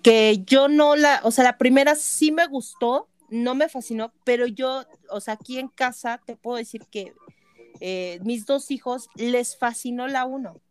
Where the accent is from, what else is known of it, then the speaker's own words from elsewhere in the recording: area of Nevado de Toluca, State of Mexico, Mexico; los lugareños